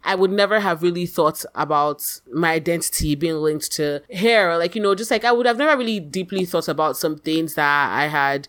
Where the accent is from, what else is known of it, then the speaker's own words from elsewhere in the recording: Nigeria; now in Canada; when I was in Nigeria, I was just Nigerian. Like I didn't really think too much about being Nigerian. I was just a person in Nigeria who was living in Nigeria. Like it wasn't really that much of a thing. But when I came to Canada